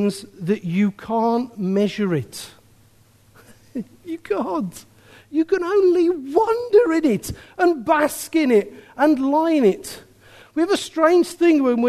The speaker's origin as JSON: {"language": "English", "town": "Birmingham", "region": "West Midlands", "country": "United Kingdom", "said": "I'm a man from Birmingham"}